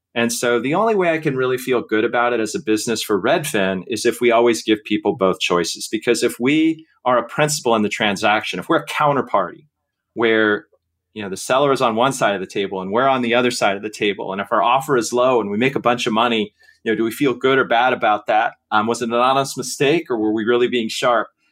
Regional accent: Seattle, Washington, United States; when I was a kid growing up in Seattle

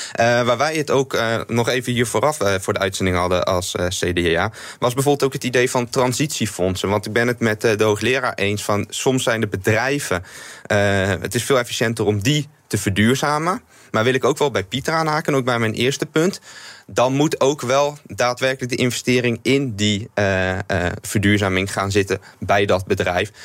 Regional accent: Netherlands; in Nederland als Nederlanders

